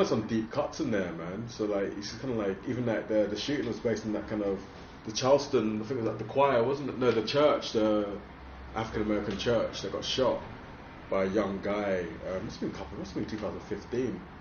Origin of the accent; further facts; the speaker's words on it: London, United Kingdom; I'm from London